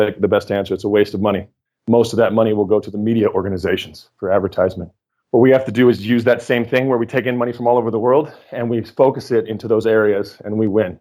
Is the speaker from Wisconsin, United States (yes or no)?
no; Oregon, United States; I grew up in Red State, Oregon. So I come from Militiaville